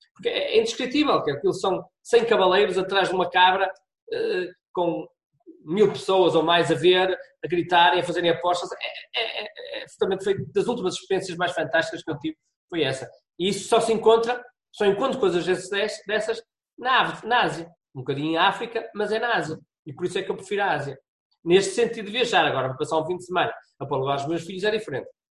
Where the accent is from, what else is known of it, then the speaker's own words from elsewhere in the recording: Braga, Norte, Portugal; moved away as an adult; also born or lived in Porto; sou, sou de Braga, vim para o Porto